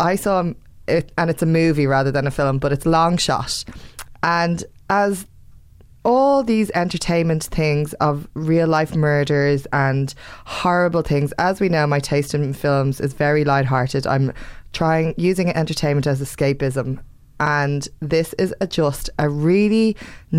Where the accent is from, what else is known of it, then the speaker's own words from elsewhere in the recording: Ireland; we're from Ireland